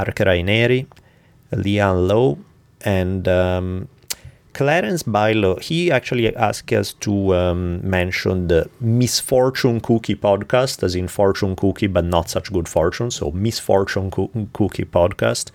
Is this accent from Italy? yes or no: yes; Italy; accent: Italian; the Italian accent